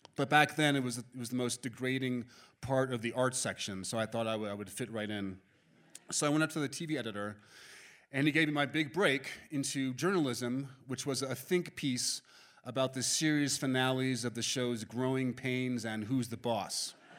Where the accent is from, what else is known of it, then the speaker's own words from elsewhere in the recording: New York City, New York, United States; I was born and raised in Manhattan